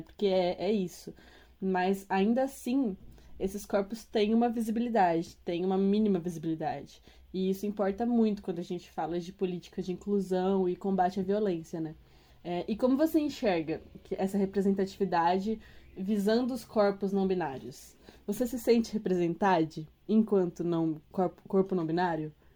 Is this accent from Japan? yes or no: no; São Paulo, Brazil; eu sou paulistana